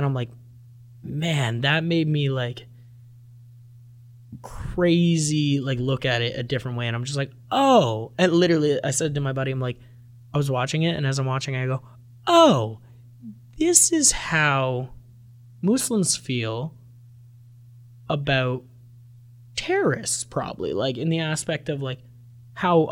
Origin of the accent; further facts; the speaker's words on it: Canada; we're Canadian